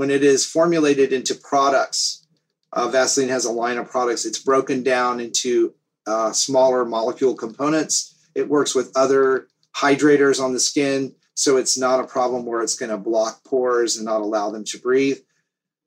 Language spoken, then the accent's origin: English; the South, United States; also born or lived in up north; now in Florida, United States; I grew up in the South